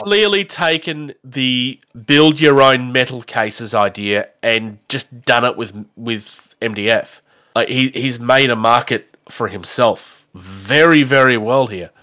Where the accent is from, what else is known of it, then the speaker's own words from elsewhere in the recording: Australia; I'm an Australian